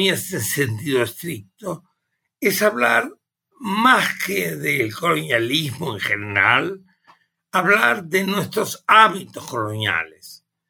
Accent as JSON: {"language": "Spanish", "country": "Uruguay", "also_born_or_lived": "Germany", "moved": "as an adult", "lives_now": "Mexico", "said": "Yo originariamente provengo del Uruguay"}